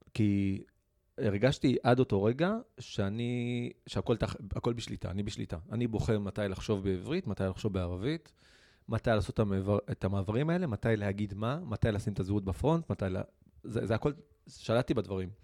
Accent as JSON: {"language": "Hebrew", "town": "Rahat", "region": "Southern District", "country": "Israel", "tie": "born or raised there", "said": "נולדתי וגדלתי ברהט"}